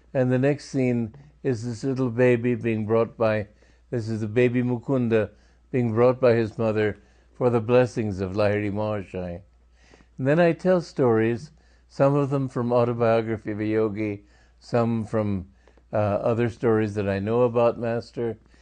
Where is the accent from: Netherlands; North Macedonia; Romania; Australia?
Romania; moved away; also born or lived in Los Angeles; I was born in Romania